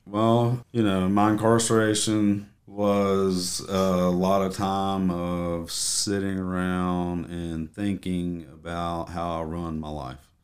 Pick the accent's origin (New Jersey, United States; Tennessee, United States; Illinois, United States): Tennessee, United States; moved away; born and raised in Tennessee